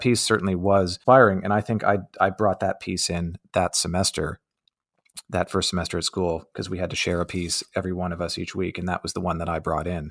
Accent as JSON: {"language": "English", "town": "Windsor", "region": "Ontario", "country": "Canada", "tie": "born or raised there", "said": "I grew up on America's doorstep"}